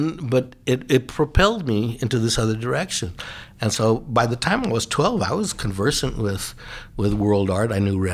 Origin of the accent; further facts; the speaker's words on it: Los Angeles, California, United States; also born or lived in Granada Hills / Alberta, Canada; growing up in South Central